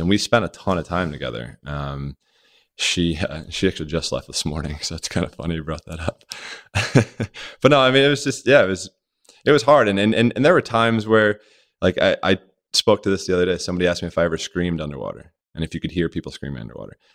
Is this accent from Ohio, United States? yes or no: no; Rodgers Forge, Maryland, United States; growing up in Maryland, uh, my mom put Myself and my sisters all in the water